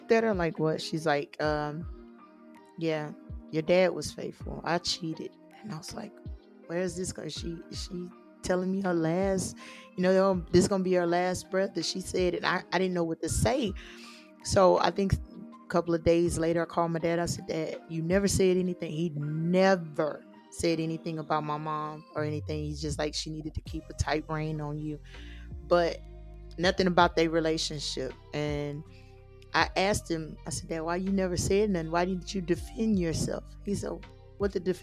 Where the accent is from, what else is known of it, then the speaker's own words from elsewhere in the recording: Texas, United States; I'm from Texas